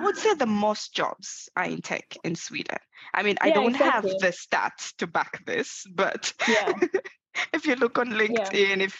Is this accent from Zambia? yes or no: yes; Zambia; I'm from Zambia